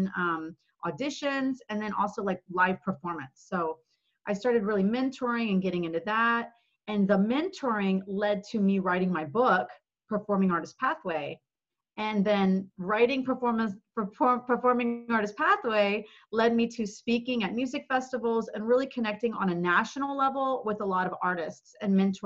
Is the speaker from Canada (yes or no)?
no; Dallas, Texas, United States; also born or lived in Los Angeles; I actually moved from LA to Dallas, which is my hometown